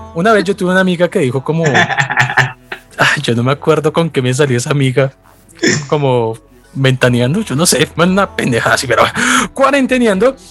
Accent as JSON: {"language": "Spanish", "country": "Colombia", "said": "nosotros como colombianos"}